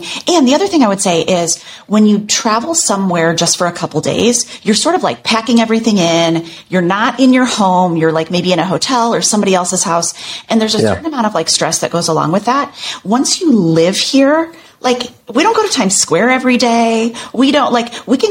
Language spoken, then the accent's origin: English; Chicago, Illinois, United States; now in New York, United States; we lived in the suburbs of Chicago